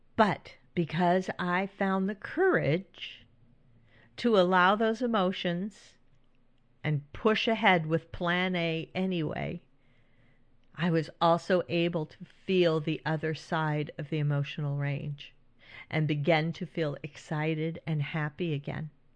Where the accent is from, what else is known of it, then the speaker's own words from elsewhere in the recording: California, United States; also born or lived in Northeast United States; now in Northeast, United States; When I was growing up in California